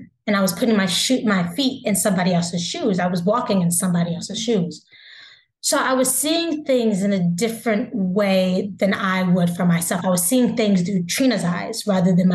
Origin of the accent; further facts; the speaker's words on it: the South, United States; we're both from the South